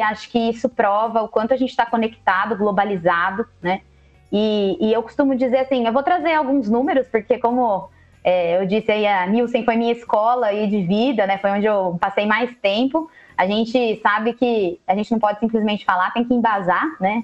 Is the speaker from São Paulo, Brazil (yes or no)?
yes; Jundiaí, São Paulo, Brazil; moved away as an adult; Ah, mas eu mudei também de São Paulo, voltei para Jundiaí, que é a minha cidade natal